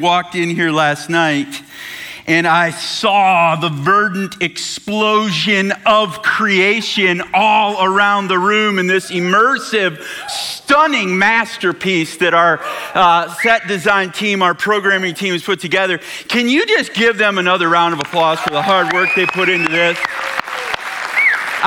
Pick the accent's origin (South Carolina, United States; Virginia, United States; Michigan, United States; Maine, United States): Michigan, United States; we're from Michigan.